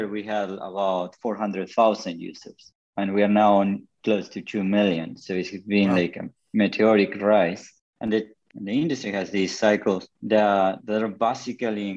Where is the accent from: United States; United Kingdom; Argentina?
Argentina; Patagonia; I'm currently in Argentina, I grew up in Patagonia